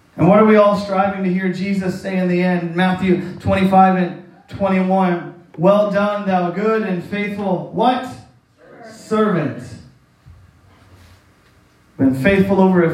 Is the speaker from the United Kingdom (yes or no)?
no; Canada; moved away; I'm from St. John